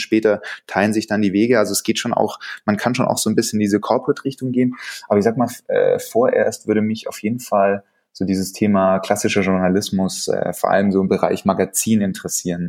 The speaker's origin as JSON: {"language": "German", "town": "Stuttgart", "region": "Baden-Württemberg", "country": "Germany", "said": "ich bin Stuttgarter"}